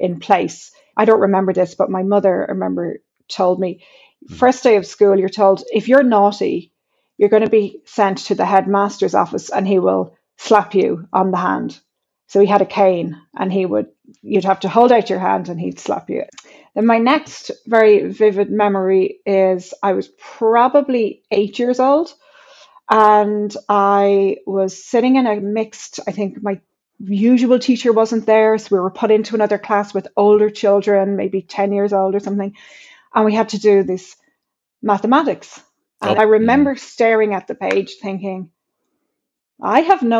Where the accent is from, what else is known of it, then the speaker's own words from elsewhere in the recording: Ireland; growing up in Ireland, I was born in the mid-70s